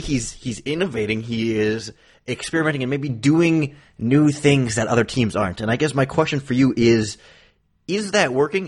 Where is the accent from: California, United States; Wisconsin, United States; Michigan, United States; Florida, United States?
Wisconsin, United States; growing up in Wisconsin